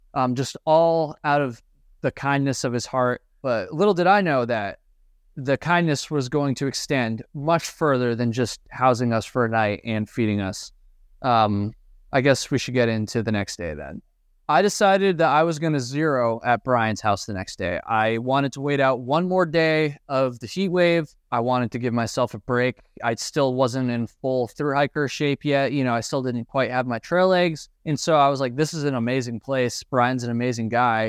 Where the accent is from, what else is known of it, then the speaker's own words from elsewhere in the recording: East Coast, United States; I'm from the East Coast.